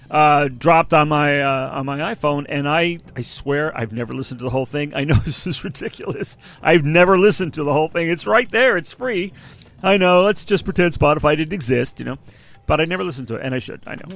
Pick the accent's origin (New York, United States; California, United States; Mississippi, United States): California, United States; we're from California